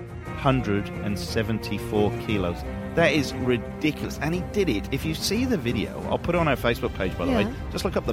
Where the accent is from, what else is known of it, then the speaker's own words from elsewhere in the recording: Newport, Wales, United Kingdom; now in Australia; I am from Newport in Wales, which is the most violent town in Britain.